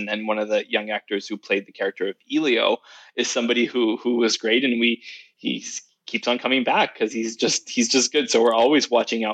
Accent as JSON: {"language": "English", "region": "Quebec", "country": "Canada", "moved": "as an adult", "lives_now": "Los Angeles, United States", "said": "And then I'm also from Quebec."}